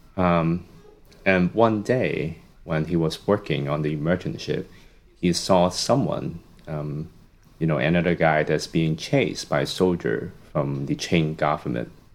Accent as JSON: {"language": "English", "country": "Hong Kong", "tie": "born or raised there", "also_born_or_lived": "Los Angeles, United States / Michigan, United States / St. Louis, United States", "moved": "as an adult", "lives_now": "Toronto, Canada", "said": "I was born and raised in Hong Kong up until my high school graduation, and then I moved to the States for my undergrad."}